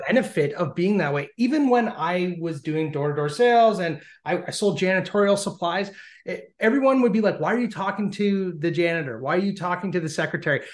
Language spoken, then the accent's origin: English; Canada; being Canadian